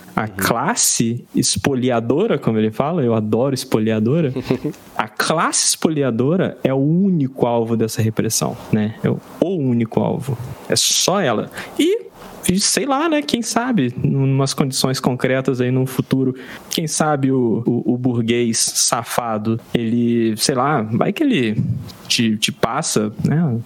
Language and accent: Portuguese; Brazil; enquanto brasileiro